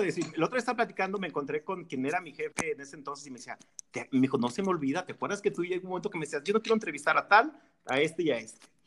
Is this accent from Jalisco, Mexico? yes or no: yes; Ameca, Jalisco, Mexico; ahí donde yo nací